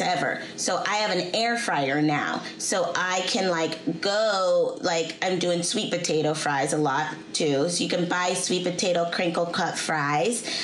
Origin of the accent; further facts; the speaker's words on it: Seattle, Washington, United States; I'm from Seattle